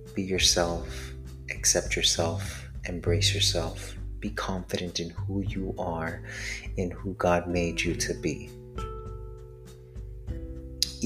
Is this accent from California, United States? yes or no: no; Miami, Florida, United States; I am from Miami, Florida, born and raised Latino